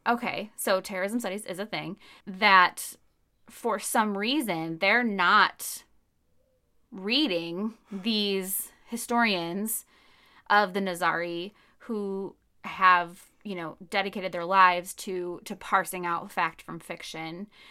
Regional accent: United States; I'm an American in the two thousands

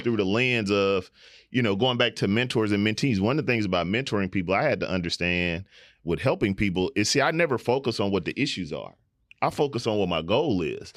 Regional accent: Houston, Texas, United States; we're all from Houston

